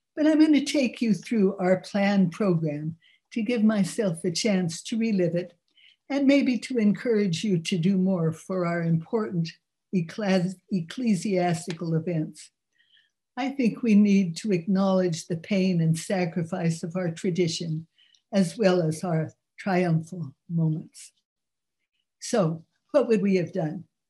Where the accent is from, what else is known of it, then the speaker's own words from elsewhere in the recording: San Francisco, California, United States; now in New York City, United States; growing up in San Francisco